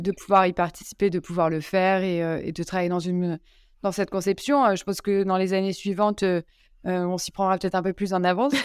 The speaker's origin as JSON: {"language": "French", "town": "Lyon", "region": "Auvergne-Rhône-Alpes", "country": "France", "moved": "yes", "said": "je suis lyonnaise"}